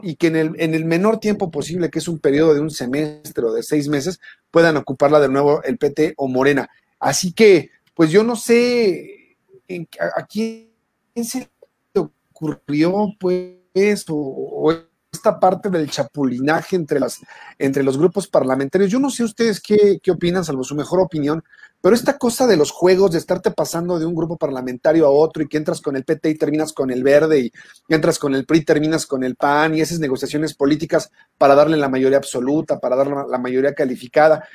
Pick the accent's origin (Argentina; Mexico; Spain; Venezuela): Mexico; Somos mexicanos